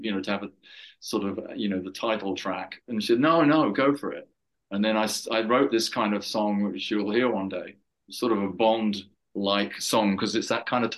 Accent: England, United Kingdom; I'm an English guy, you know, coming from Europe

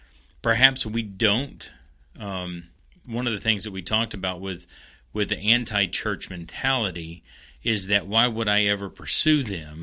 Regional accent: Kentucky, United States; I know even growing up in Central Kentucky, there was prayer

